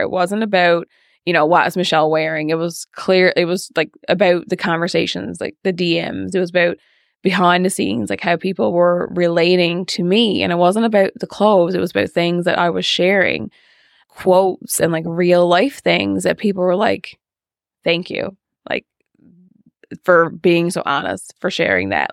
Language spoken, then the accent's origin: English; Fogo, Newfoundland and Labrador, Canada; I am from Fogo Island, and I grew up in Fogo